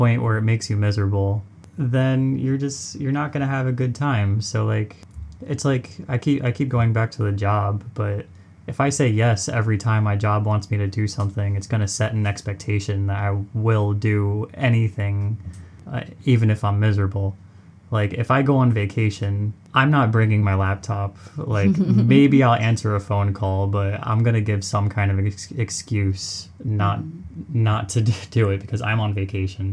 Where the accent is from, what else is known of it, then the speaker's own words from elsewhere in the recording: United States; I'm from America